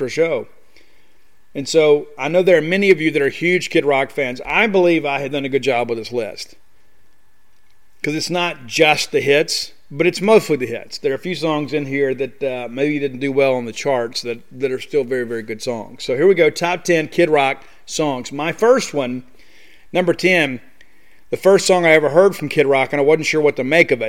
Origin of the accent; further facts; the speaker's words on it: Columbia, Mississippi, United States; growing up in South Mississippi, and it's Friday nights, you know, kind of riding around. And like in Columbia, a little small town of Columbia